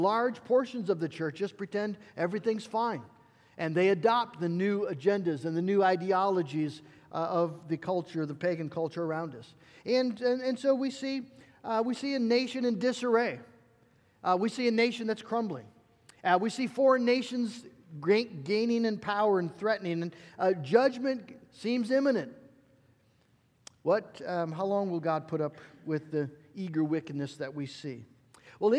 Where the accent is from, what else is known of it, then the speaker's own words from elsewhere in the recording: United States; live as an American Christian